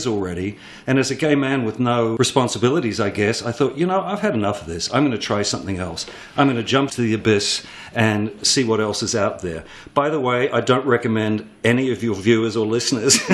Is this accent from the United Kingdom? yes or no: no; New Zealand; moved away as an adult; also born or lived in Sydney, Australia; now in New York City, United States; I'm a New Zealander. I'm from a farm town, unlikely as that seems.